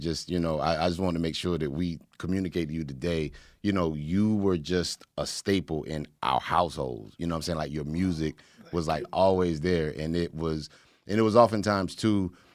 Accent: Raleigh, North Carolina, United States; my hometown, uh, Raleigh, North Carolina

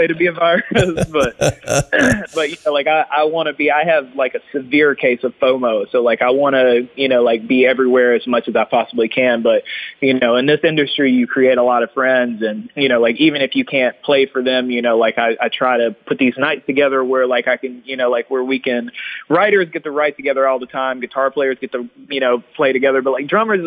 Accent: Nashville, Tennessee, United States; also born or lived in Hendersonville; I was born and raised in Nashville

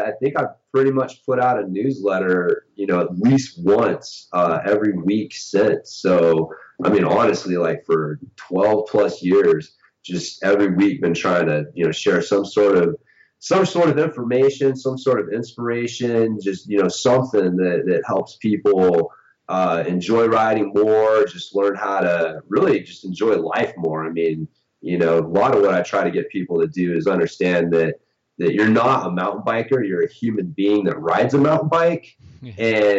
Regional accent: Oklahoma, United States; born there; No, I was originally from, I was born in Oklahoma, which is probably a place that a lot of, international people are like, where?

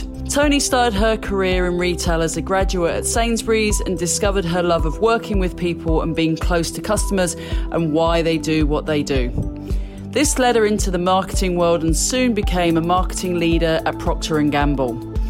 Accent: India; born there; also born or lived in Malta; So I was born in India and lived in Malta.

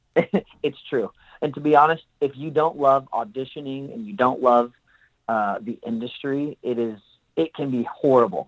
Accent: Pinole, California, United States; moved away as an adult; now in Los Angeles, United States; I grew up in Northern California. I'm from a little city uh, just east, maybe like 15 miles east of San Francisco, called Pinole

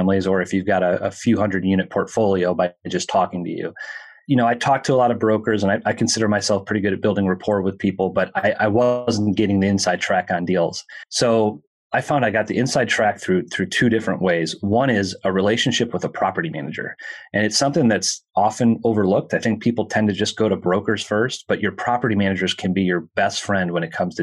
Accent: Minneapolis, Minnesota, United States; I'm from Minneapolis

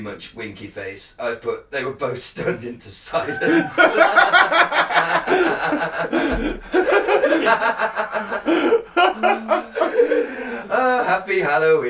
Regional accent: United Kingdom; we are British

